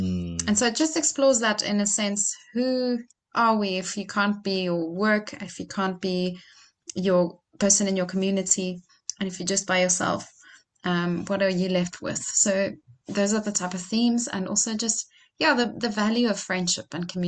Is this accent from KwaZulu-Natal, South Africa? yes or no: no; Franschhoek, Western Cape, South Africa; we recorded right here in my hometown in Franschhoek.